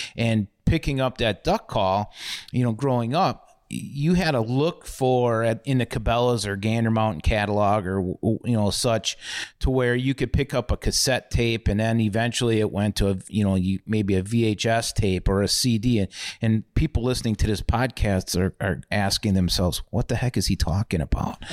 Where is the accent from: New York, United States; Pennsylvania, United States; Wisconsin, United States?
Wisconsin, United States; Milwaukee; I grew up in Milwaukee and Bayview, and growing up in the city